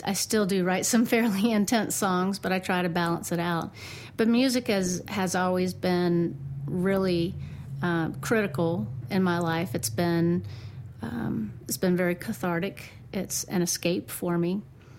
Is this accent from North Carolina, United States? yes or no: yes; Raleigh, North Carolina, United States; also born or lived in Alabama / Mount Gilead; I was born in Alabama and lived there for 3 months, so I don't remember much about that. Came to Mount Gilead right after that, so I stayed here with my family until I was 3 years old, and it was after that time that we moved on to Raleigh